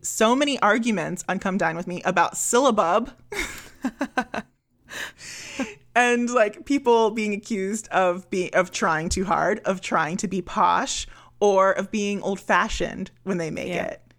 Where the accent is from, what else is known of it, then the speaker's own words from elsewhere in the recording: United States; I am an American